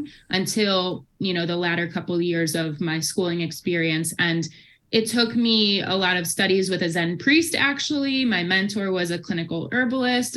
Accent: Midwest, United States; moved away as an adult; now in Boulder, United States; I'm originally from the Midwest

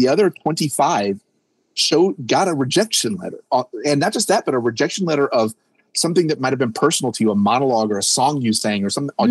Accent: North Carolina, United States; we're from North Carolina, a medium sized community

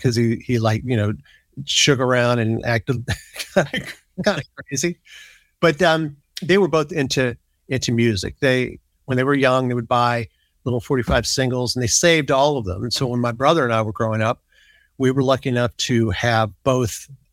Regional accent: Biloxi, Mississippi, United States; I grew up in Biloxi, Mississippi, which is not that far away from New Orleans.

